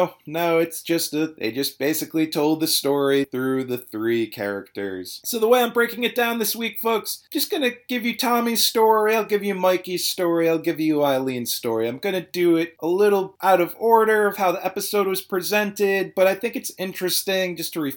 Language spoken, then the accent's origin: English; Providence, Rhode Island, United States; I was born in Providence. I'm gonna die in Providence.